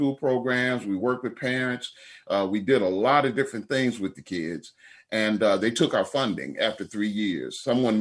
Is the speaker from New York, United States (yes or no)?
no; Minden, Louisiana, United States; my hometown of Minden, which is about 30 miles east of Shreveport